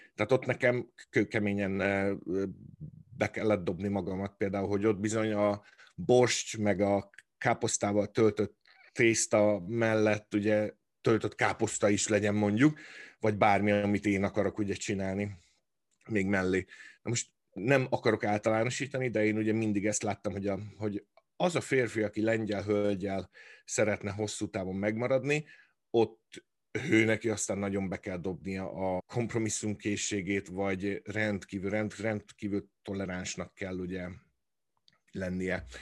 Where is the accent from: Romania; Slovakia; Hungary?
Hungary; moved away; ugyanabból a nemzetből, e, nőttünk ki, vagy származunk